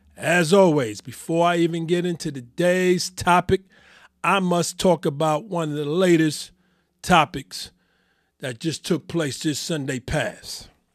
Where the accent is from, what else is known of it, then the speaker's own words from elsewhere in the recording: New York City, New York, United States; I am born and raised in New York City